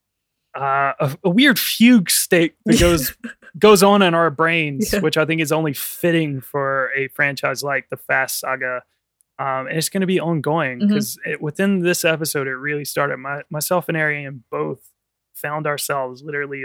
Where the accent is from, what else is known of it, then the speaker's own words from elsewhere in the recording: Danville, Virginia, United States; my hometown. This is Danville, Virginia